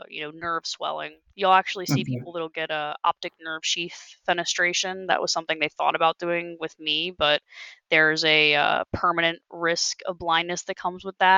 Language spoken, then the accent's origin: English; New Jersey, United States; I was from New Jersey, you know, like I was from another state